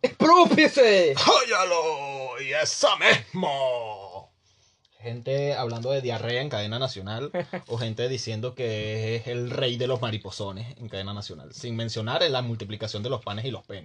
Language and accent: Spanish; Venezuela; moved away; yo soy un joven venezolano